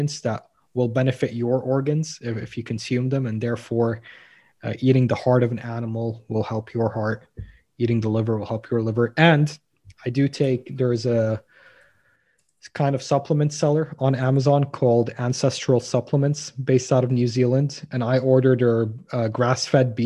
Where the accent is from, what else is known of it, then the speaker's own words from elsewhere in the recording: Lebanon; moved away; growing up in Lebanon